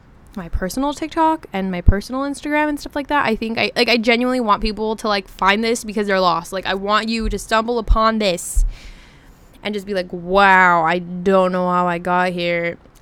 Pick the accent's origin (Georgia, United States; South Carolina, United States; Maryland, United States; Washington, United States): Washington, United States; So I'm originally from Washington. And if you're from Washington, you know that all of us are caffeine addicts.